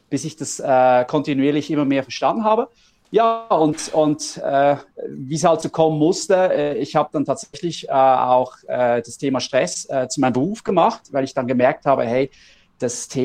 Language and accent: German; Switzerland; Ähm, wir kommen aus der Schweiz.